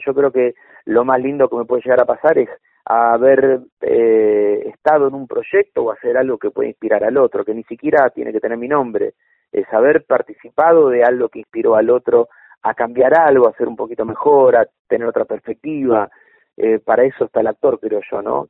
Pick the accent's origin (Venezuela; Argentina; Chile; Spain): Argentina; Buenos Aires; Mi barrio natal fue San Cristóbal